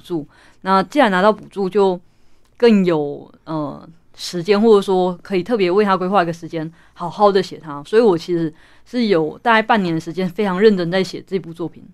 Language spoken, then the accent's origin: Chinese; Taichung, Taiwan; 台中文学奖，也就是我们家乡的一个文学奖